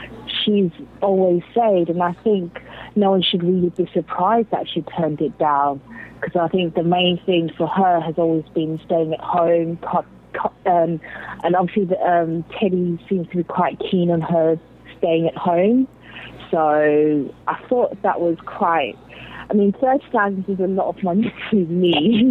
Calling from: London, United Kingdom; I'm calling from London. It's like 1 a.m.

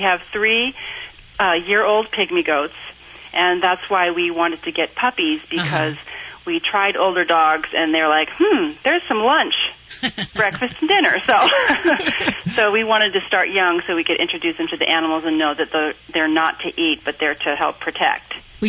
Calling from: Nampa, Idaho, United States; Nampa, Idaho.

